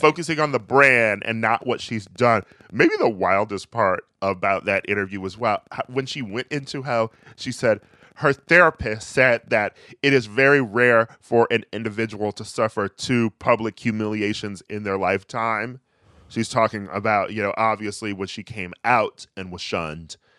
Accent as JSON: {"language": "English", "town": "Milwaukee", "region": "Wisconsin", "country": "United States", "moved": "yes", "said": "I'm from Milwaukee."}